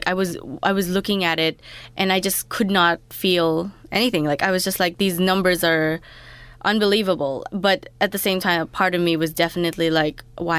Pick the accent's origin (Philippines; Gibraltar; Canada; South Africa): Philippines; moved away as an adult; now in Australia; I come from the Philippines, so I moved in Australia in 2014.